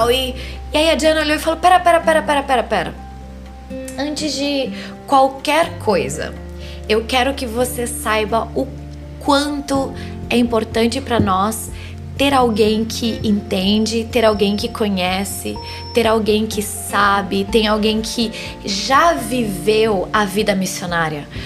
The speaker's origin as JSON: {"language": "Portuguese", "country": "Spain", "tie": "born or raised there", "moved": "as an adult", "lives_now": "Brazil", "said": "Eu cresci na Espanha, eu morei lá 15 anos da minha vida, eu fiquei dos 6 aos 24."}